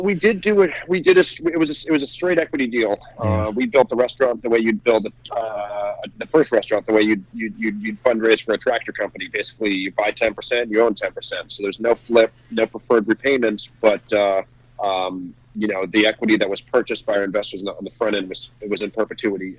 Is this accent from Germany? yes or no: no; New Jersey, United States; also born or lived in New York; I grew up in New Jersey